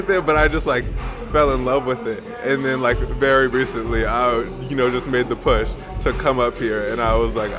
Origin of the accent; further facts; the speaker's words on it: the South, United States; moved away as an adult; now in New York City, United States; I'm from the South